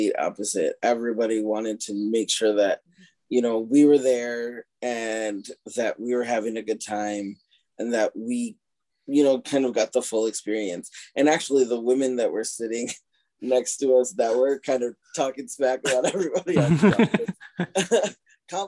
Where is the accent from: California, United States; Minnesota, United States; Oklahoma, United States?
Minnesota, United States; Rochester; growing up where we did and the way we did